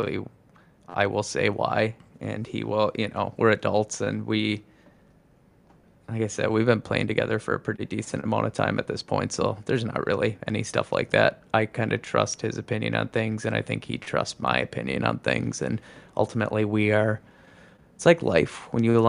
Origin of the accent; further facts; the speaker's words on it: Oshkosh, Wisconsin, United States; That was Oshkosh area